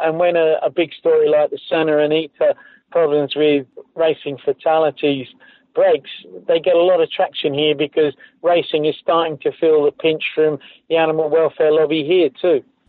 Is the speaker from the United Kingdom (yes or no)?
yes; United Kingdom; I grew up in Britain